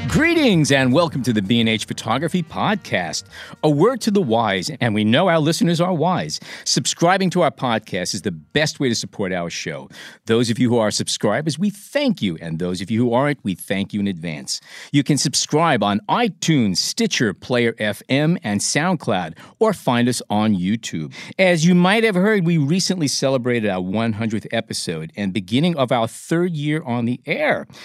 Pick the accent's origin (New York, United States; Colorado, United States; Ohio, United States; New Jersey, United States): New York, United States; New York City; a Brooklyn boy like myself from the same basic neighborhoods. We come from the Fertile Crescent, the Sheepshead Bay area